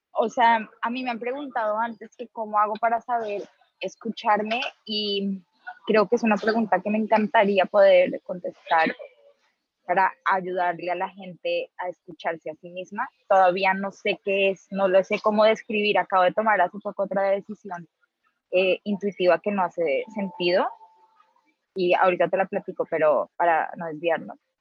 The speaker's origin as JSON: {"language": "Spanish", "country": "Colombia", "moved": "as an adult", "lives_now": "Mexico", "said": "yo soy colombiana"}